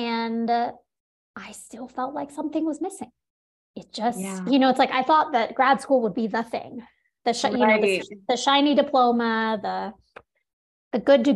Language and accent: English; New York City, New York, United States; I grew up in New York City.